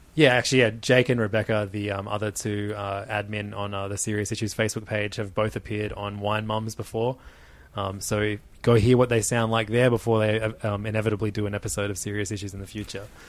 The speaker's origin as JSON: {"language": "English", "country": "Australia", "said": "we're Australian"}